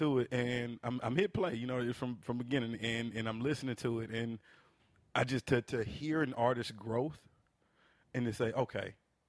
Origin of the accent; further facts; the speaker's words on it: the South, United States; You know, I'm from the South, man. Like, mm-hmm. this is what I listen to.